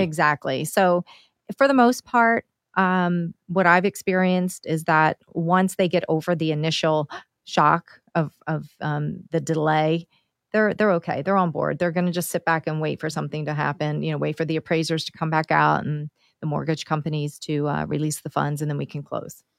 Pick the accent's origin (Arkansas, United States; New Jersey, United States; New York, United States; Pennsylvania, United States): Pennsylvania, United States; Downingtown; my hometown, Downingtown here